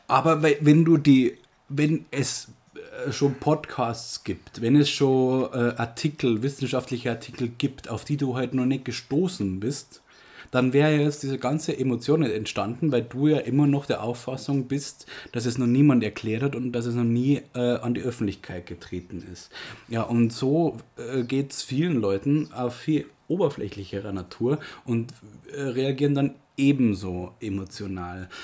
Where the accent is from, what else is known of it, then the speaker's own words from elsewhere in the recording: Germany; bei uns in Deutschland